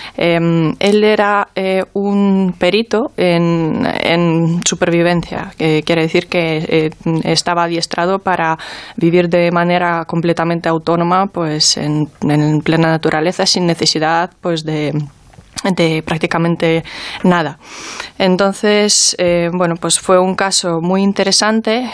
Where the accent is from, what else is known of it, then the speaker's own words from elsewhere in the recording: Ukraine; now in Spain; mi país de origen